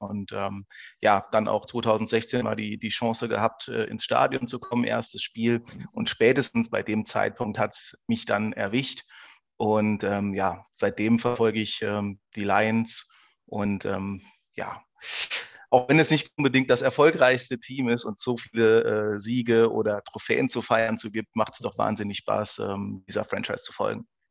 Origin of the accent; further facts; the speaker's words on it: Saarland, Germany; zu Hause heißt im Saarland, also ich bin Saarländer.